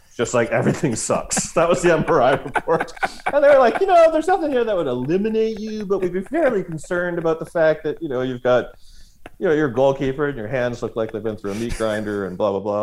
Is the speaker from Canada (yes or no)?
yes; Canada; as a Canadian